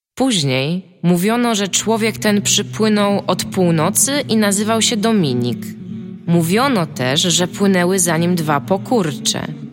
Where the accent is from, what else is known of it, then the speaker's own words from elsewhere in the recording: Tricity, Pomeranian Voivodeship, Poland; jesteśmy z Trójmiasta